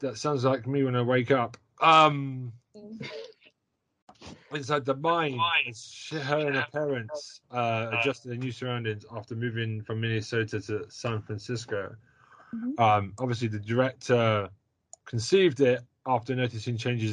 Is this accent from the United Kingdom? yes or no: yes; United Kingdom; as a British person